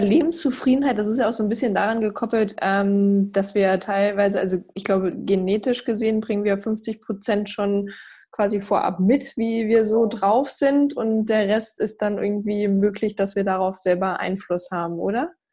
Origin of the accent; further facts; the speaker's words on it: East Germany, Germany; Ich komme selber ja auch aus dem sogenannten Osten, bin 89 geboren und ich werde immer wieder auch äh, als Ossi